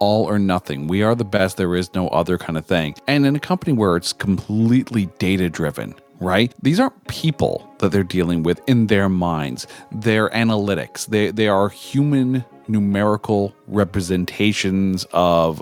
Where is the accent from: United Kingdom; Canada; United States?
Canada; I'm Canadian